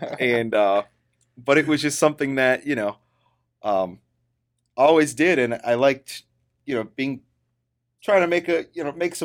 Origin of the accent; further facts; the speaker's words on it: Chicago, Illinois, United States; born there; I was born in Chicago, Illinois, or a suburb of Chicago